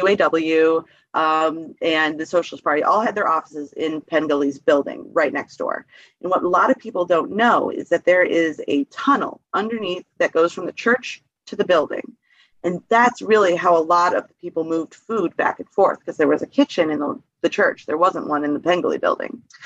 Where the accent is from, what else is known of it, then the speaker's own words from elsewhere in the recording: Detroit, Michigan, United States; moved away as an adult; also born or lived in Grand Rapids / Traverse City; now in Flint, United States; I'm from Detroit, but I worked in Grand Rapids